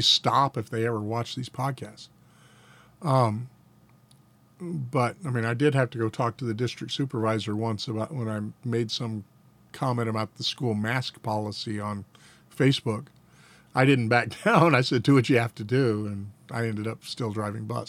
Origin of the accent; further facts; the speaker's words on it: Atlanta, Georgia, United States; We lived in Atlanta. Dad was a deacon at a Southern Baptist church when I was a little boy